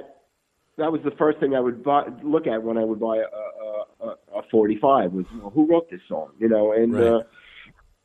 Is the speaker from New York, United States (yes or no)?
yes; New York City, New York, United States; I was a kid growing up in Brooklyn.